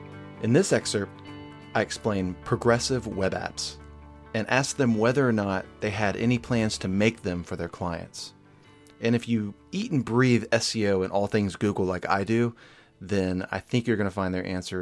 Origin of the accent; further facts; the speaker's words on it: Nashville, Tennessee, United States; my hometown of Nashville